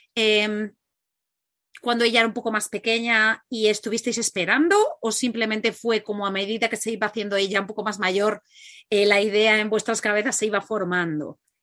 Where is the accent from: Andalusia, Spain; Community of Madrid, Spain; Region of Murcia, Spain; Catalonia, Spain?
Catalonia, Spain; moved away as an adult; era uno autónomo en Girona, somos catalanes